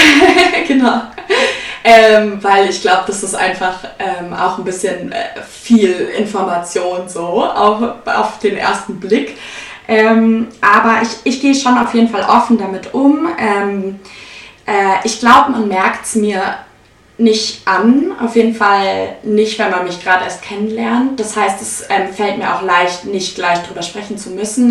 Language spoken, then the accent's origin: German; Munich, Bavaria, Germany; ich komme aus München